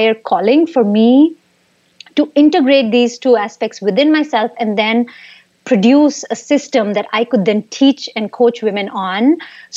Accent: India; moved away; I grew up in India, and there I used to work for tech startups

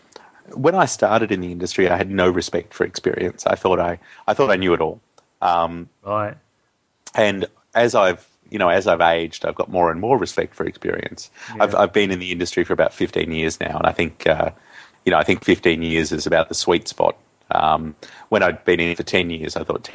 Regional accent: Australia; as a boy growing up in Australia and in country Australia too, which is pretty isolated from the rest of the world.

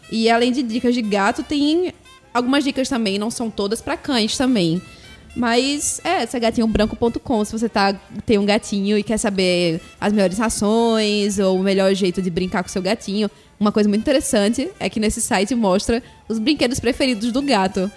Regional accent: Paraíba, Brazil; E somos aqui da Paraíba

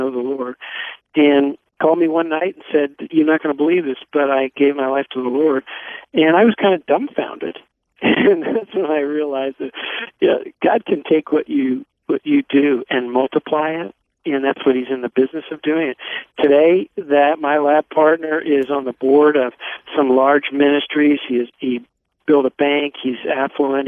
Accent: Philadelphia, Pennsylvania, United States; moved away as an adult; also born or lived in Montreal; I grew up in Philadelphia

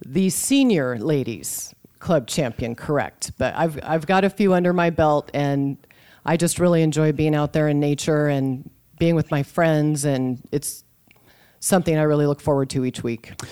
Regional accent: Boise, Idaho, United States; now in Sioux City, United States; I grew up just outside Boise, Idaho in the early seventies

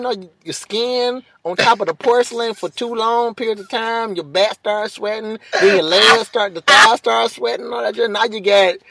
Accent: Detroit, Michigan, United States; Detroit is kind of... it's my hometown

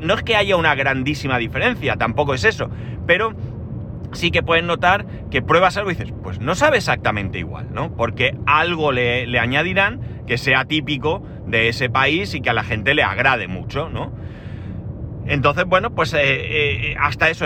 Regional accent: Alicante, Valencian Community, Spain; soy de Alicante, ciudad del arroz.

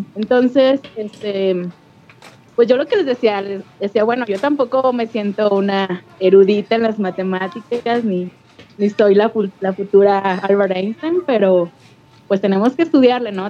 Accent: León, Guanajuato, Mexico; de aquí de León, Guanajuato.

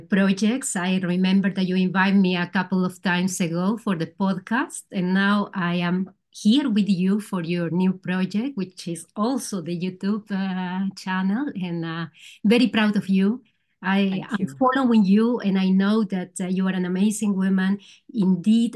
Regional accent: Peru; English is a second language; moved away as an adult; also born or lived in Spain; now in Netherlands; I am originally from Peru. I came 26 years ago here to the Netherlands

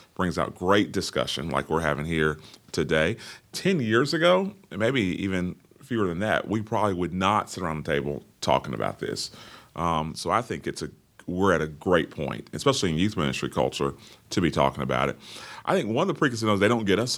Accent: Orlando, Florida, United States; born and raised in the hills of Orlando, Florida

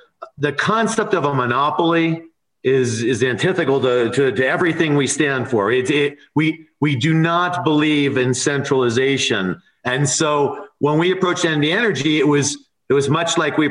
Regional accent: California, United States; moved away as an adult; now in Nevada, United States; I grew up in California. I moved here 4 years ago.

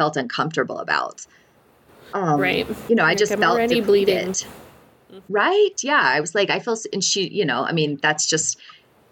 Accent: Alabama, United States; also born or lived in northern New Mexico; now in New Mexico, United States; I'm actually from Alabama

